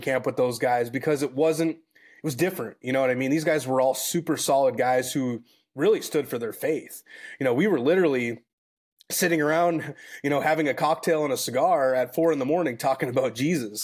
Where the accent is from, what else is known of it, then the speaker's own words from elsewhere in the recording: Minnesota, United States; moved away as an adult; now in San Antonio, United States; I grew up born and raised in Minnesota